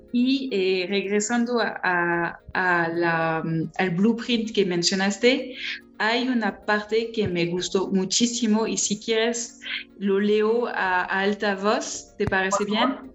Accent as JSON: {"language": "Spanish", "country": "France", "accent": "strong French", "second_language": "Spanish", "said": "soy francesa"}